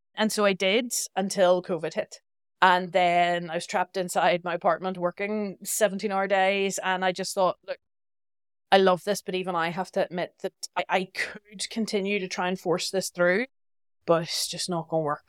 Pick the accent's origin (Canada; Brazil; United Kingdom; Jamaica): United Kingdom; Belfast, Northern Ireland; moved away as an adult; also born or lived in Basel, Switzerland; I'm very proud to be from Northern Ireland. I'm from Belfast